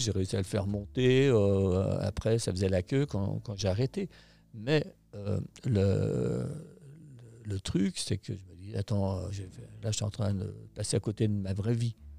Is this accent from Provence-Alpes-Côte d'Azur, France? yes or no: no; La Clusaz, Auvergne-Rhône-Alpes, France; also born or lived in Thonon-les-Bains; je suis né à la Clusa, en Haute-Savoie, donc. mon père était moniteur de ski, guide de montagne